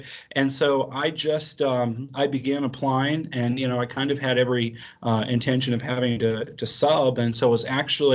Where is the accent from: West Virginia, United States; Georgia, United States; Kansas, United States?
West Virginia, United States; Doddridge County; moved away as an adult; now in Parsons, United States; I'm originally from Doddridge County. I'm a graduate of Doddridge County High School in 2009